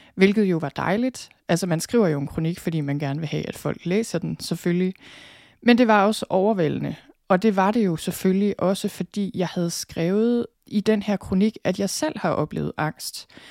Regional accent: Denmark; den måde, vi har det på som danskere

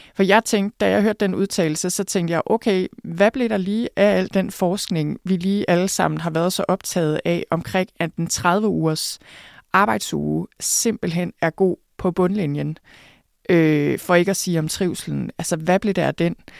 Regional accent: Thy, North Denmark Region, Denmark; jeg er vokset op på landet i Thy

